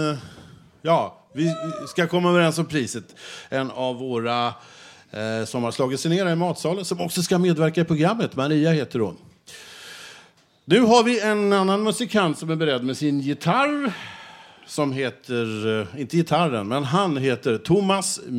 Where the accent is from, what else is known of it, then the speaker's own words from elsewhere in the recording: Stockholm, Stockholm County, Sweden; also born or lived in Växjö; jag har vuxit upp i Stockholm, född i Växjö.